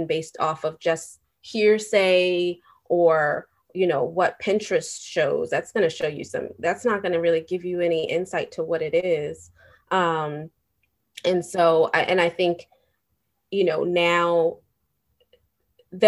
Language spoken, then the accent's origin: English; New York City, New York, United States; as a New Yorker